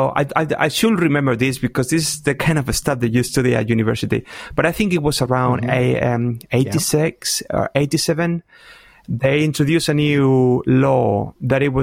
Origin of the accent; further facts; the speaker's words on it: Spain; English is a second language; back then, for example, we didn't speak English